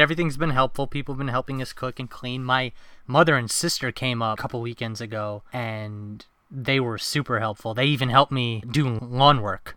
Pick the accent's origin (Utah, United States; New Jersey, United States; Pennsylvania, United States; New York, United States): New York, United States; moved away as an adult; now in New Hampshire, United States; I'm originally from New York